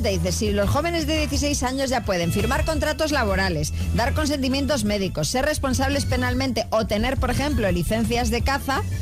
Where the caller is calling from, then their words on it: Pontevedra, Galicia, Spain; de Pontevedra.